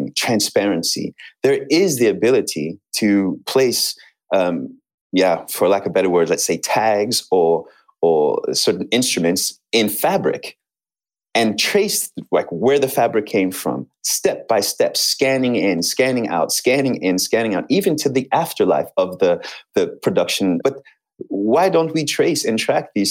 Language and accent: English; United States; I'm American